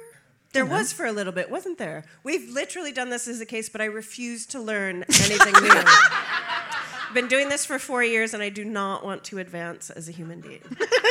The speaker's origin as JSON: {"language": "English", "country": "United States", "said": "Because I'm American."}